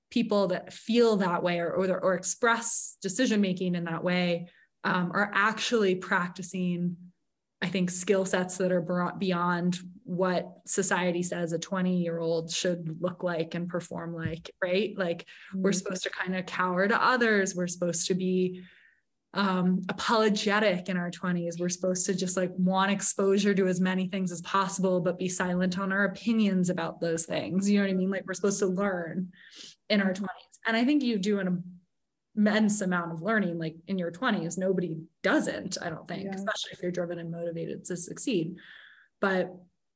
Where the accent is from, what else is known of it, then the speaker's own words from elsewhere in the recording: Sun Valley, United States; here in my hometown of Sun Valley